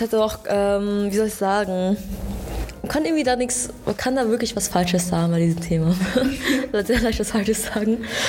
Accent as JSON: {"language": "German", "country": "Germany", "tie": "born or raised there", "said": "Ich bin hier in Deutschland geboren. Ich bin in Deutschland aufgewachsen"}